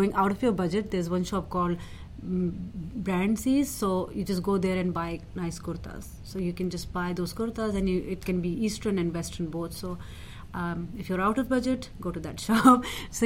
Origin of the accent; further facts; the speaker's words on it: Pakistan; now in London, United Kingdom; I'm from Pakistan